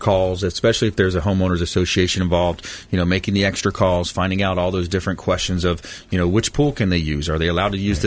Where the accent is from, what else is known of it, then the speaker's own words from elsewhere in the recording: LaBelle, Florida, United States; My hometown, LaBelle, Port LaBelle